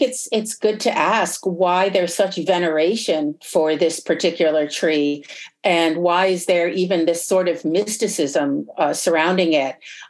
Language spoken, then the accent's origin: English; just north of New York City, United States; And I'm from just north of New York City.